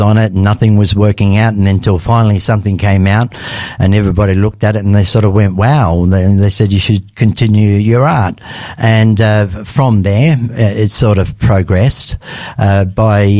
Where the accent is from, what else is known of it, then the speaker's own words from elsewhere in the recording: Australia; also born or lived in Lebanon; I was born in Lebanon in 1960. And in 1967, the family obviously migrated to Australia